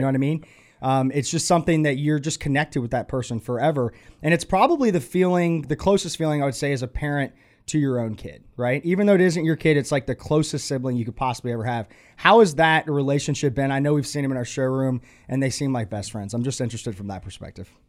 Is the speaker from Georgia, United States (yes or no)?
yes; Atlanta, Georgia, United States; moved away as an adult; now in Charlotte, United States; I grew up in Atlanta, and I felt like a number in Atlanta